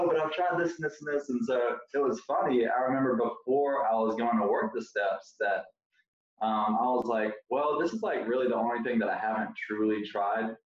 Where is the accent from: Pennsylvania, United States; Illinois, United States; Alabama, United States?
Alabama, United States; moved away as an adult; now in Gainesville, United States; I'm from Alabama, and it was in Gainesville, Florida. That's where I currently live.